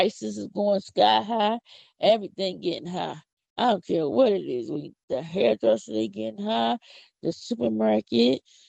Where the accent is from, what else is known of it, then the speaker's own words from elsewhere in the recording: Philadelphia, Pennsylvania, United States; I'm from Philly. I'm not from the country. I don't have no country accent. I don't know what you're talking about. I don't talk country. Philly is where I'm from.